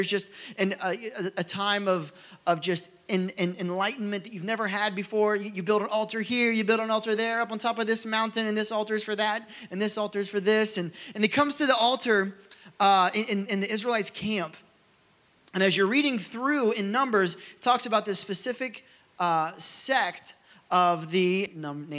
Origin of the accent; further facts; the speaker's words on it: Rogers, Ohio, United States; where I grew up in Rogers, Ohio